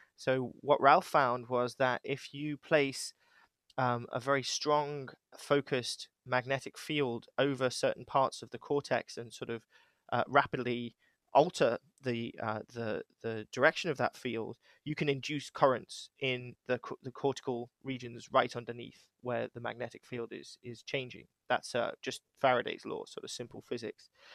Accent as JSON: {"language": "English", "country": "United Kingdom", "moved": "yes", "lives_now": "Cheshire, United States", "said": "I'm British"}